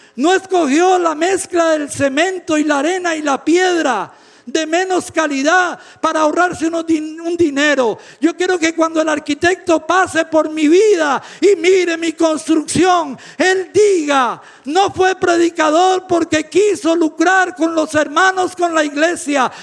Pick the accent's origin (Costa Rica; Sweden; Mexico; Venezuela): Costa Rica; En mi país, en Costa Rica